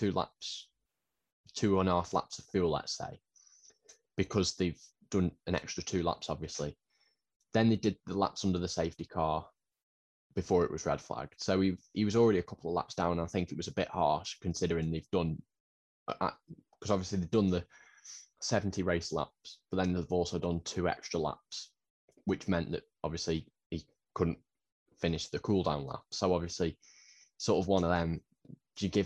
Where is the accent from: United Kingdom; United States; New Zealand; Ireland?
United Kingdom; being a Brit